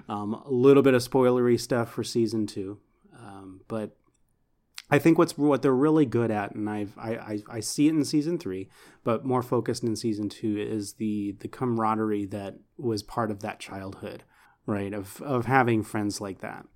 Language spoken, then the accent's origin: English; Houston, Texas, United States; I grew up in Houston